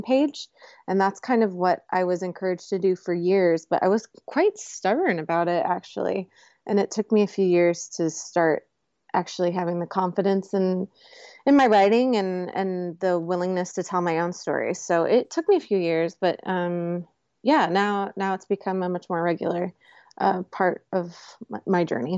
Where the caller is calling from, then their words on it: Los Angeles, California, United States; Los Angeles, California.